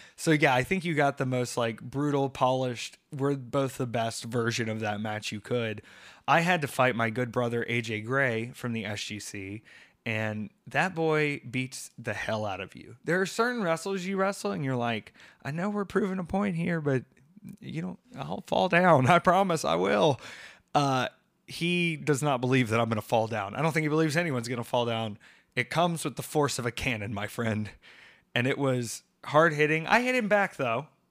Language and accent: English; Atlanta, Georgia, United States; moved away; I was in Atlanta this week and that's home for me.